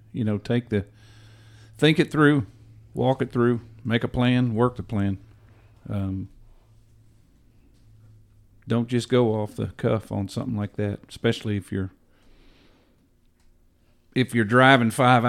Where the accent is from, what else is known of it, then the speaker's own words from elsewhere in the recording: Ohio, United States; I was born in Ohio, and my dad died when I was four